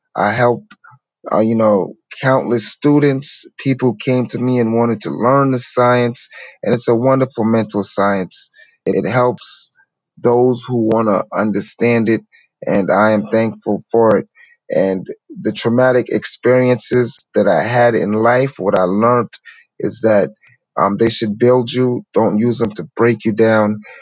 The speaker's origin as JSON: {"language": "English", "town": "New York City", "region": "New York", "country": "United States", "tie": "born or raised there", "said": "I come from New York City from humble beginnings"}